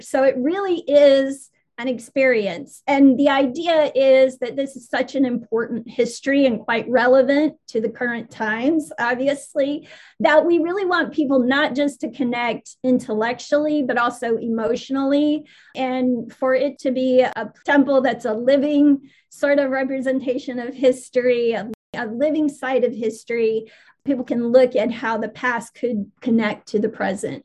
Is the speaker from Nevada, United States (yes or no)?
yes; Las Vegas, Nevada, United States; moved away as an adult; also born or lived in Alabama / Huntsville, Alabama; now in Birmingham, United States; I'm originally from Las Vegas, but I've lived in Alabama since I was about 19.